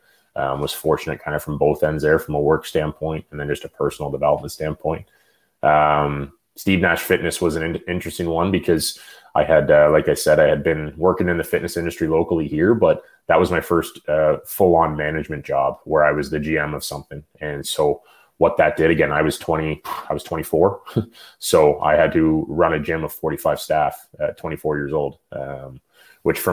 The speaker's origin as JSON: {"language": "English", "area": "the Ottawa Valley", "region": "Ontario", "country": "Canada", "tie": "born or raised there", "said": "I grew up in the Valley, but I won minor hockey championships in that arena"}